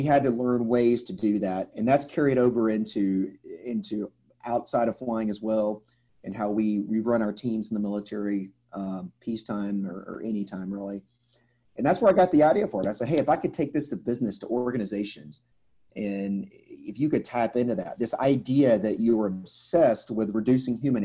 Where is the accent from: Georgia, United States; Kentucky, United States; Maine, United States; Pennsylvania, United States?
Georgia, United States; Atlanta; moved away as an adult; I'm from the Atlanta, Georgia area in the southeast in the United States. I was actually born and raised in this area